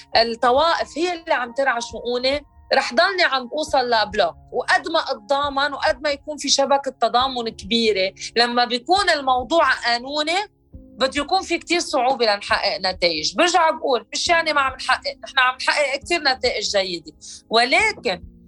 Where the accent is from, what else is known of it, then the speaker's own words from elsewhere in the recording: Lebanon; انا امراه لبنانيه مواطنه بقلب لبنان